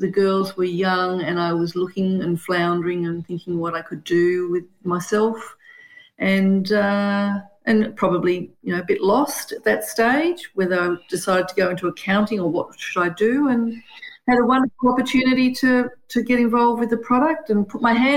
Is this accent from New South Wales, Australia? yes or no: yes; Sydney, New South Wales, Australia; also born or lived in Brisbane, Australia; now in Canberra, Australia; I grew up in Sydney